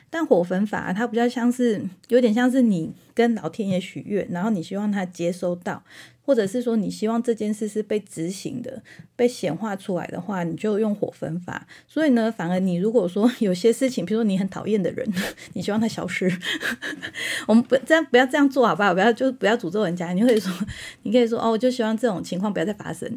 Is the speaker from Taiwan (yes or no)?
yes; Taiwan; 我们台湾人